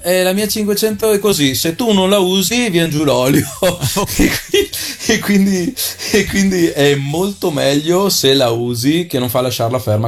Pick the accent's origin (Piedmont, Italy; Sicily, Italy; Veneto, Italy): Veneto, Italy; Arcugnano; il paesino si chiama Arcugnano sì. E eh, la frazione dove sono cresciuto io si chiama Torri di Arcugnano.